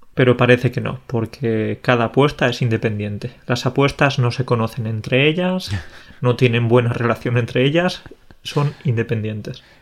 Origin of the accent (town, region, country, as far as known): Spain